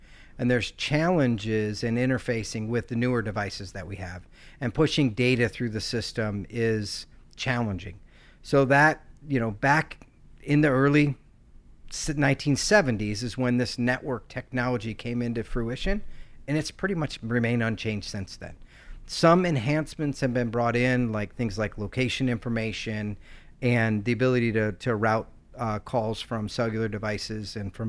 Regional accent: Michigan, United States; So I'm originally from Michigan, spent 21 years in the Marine Corps.

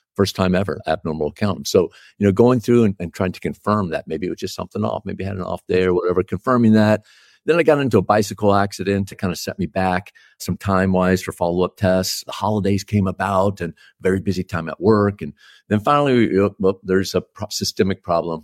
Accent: Texas, United States; I was born in Texas, and as a, as a good young Texan, I was a Dallas Cowboys fan.

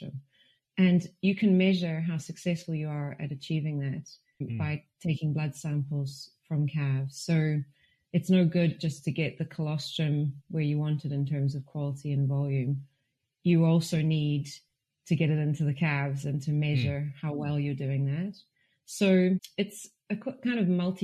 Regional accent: South Africa; also born or lived in Hamilton, New Zealand / Ireland (ancestry); now in Glasgow, United Kingdom; My parents are Irish, but I was brought up in South Africa. I spent a lot of time in Hamilton actually though

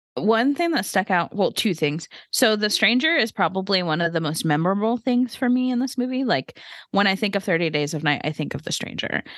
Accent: the Bible Belt, United States; we grew up in the Bible Belt

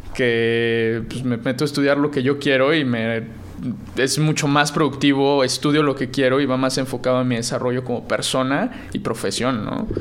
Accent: Puebla, Mexico; yo soy de Puebla

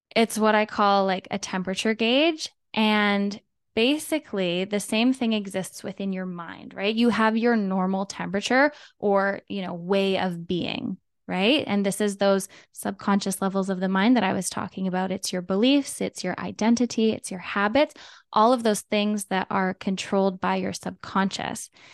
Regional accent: Canada; I am from Canada.

